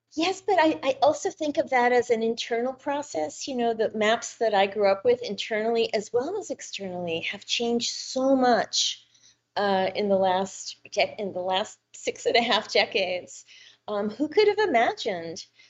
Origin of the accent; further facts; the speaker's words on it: New York, United States; I grew up in New York